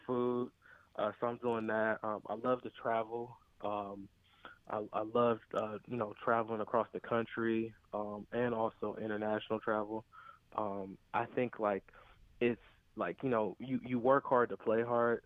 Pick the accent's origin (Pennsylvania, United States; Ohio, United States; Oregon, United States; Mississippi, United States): Ohio, United States; Cleveland; I'm from Cleveland